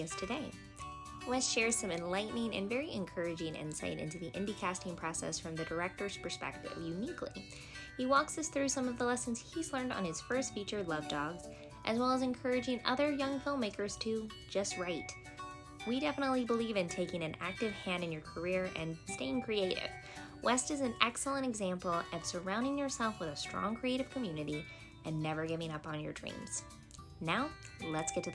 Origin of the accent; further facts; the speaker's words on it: Roanoke, Virginia, United States; I grew up in Roanoke.